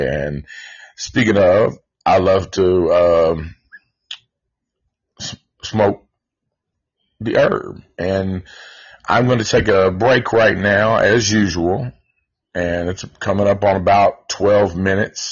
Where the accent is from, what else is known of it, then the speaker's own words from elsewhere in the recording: Antioch, United States; we grew up in Antioch